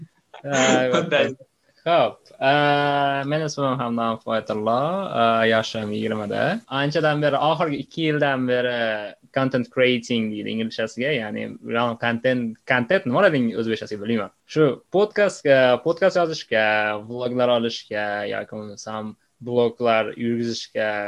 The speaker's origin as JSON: {"language": "Uzbek", "town": "Andijan", "region": "Andijan Region", "country": "Uzbekistan", "tie": "born or raised there", "said": "men andijon shahardagi ikkinchi umumta'lim maktabida tahsil olganman"}